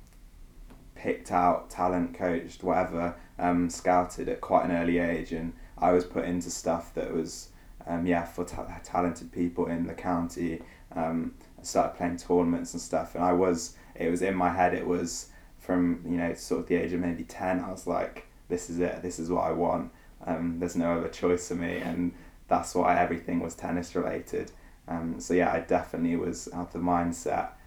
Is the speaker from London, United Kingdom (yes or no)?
no; Gloucester, South West England, United Kingdom; I was born in a place called Gloucester, which is kind of near Wales, but still in England, for those of you who don't know. I grew up as an only child with my two parents.